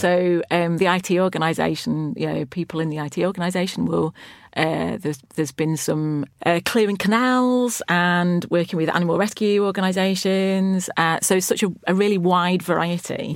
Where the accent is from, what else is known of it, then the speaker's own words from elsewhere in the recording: Lancashire, North West England, United Kingdom; I grew up in Lancashire